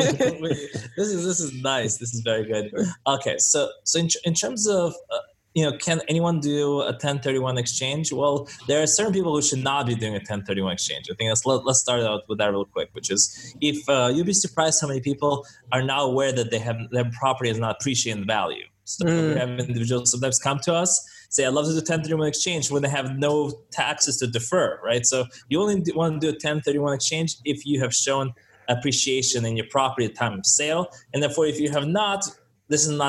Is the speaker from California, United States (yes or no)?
yes; San Francisco, California, United States; I'm from San Francisco